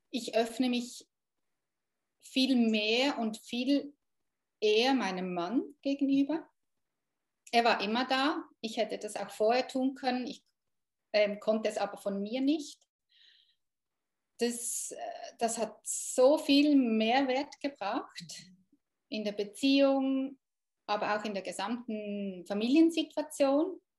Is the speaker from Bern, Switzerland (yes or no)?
yes; Thun, Bern, Switzerland; Ich bin aus Thun, das ist vielleicht halt schon noch wichtig ähm, bei solchen ja. Kursen, dass das in der Nähe ist.